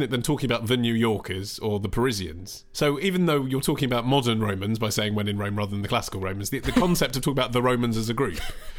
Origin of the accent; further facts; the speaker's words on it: London, United Kingdom; I'm from London